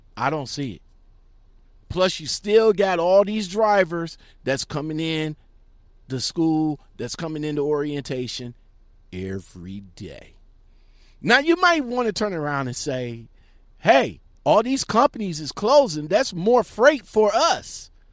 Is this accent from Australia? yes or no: no; Akron, Ohio, United States; another trucking company from my hometown